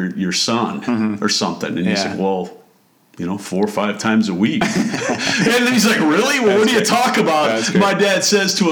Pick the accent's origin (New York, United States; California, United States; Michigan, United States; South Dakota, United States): South Dakota, United States; where I grew up in South Dakota